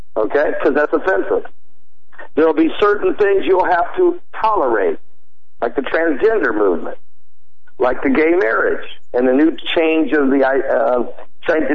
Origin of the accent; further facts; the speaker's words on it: Indiana, United States; I'm from Indiana